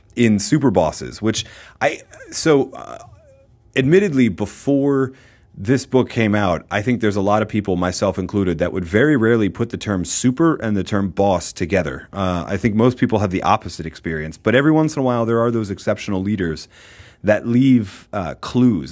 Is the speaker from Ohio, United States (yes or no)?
no; outside of Boston, Massachusetts, United States; moved away; I grew up outside of Boston